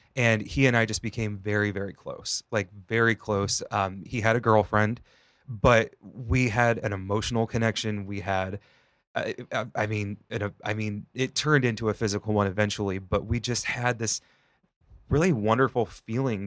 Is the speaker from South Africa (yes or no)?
no; Northwest Ohio, United States; moved away; I grew up in Northwest Ohio, it was very rural